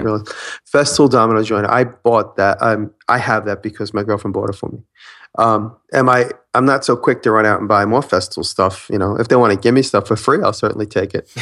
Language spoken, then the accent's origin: English; Long Island, New York, United States; I'm from Long Island